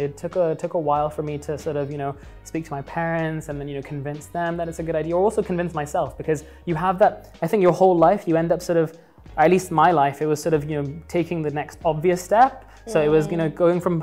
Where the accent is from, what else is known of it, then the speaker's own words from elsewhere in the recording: Dubai, United Arab Emirates; also born or lived in London, United Kingdom / Pakistan (ancestry); I grew up in Dubai, went to school here and high school here, moved to London